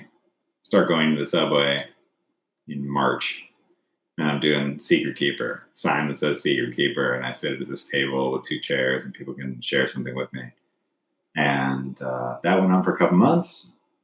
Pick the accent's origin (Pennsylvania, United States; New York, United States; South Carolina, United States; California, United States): California, United States; Gilroy; moved away; also born or lived in Seoul, South Korea; I grew up in Gilroy, California